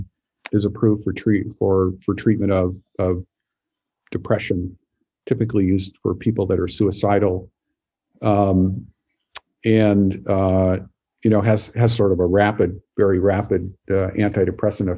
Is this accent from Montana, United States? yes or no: yes; Montana, United States; I grew up in Montana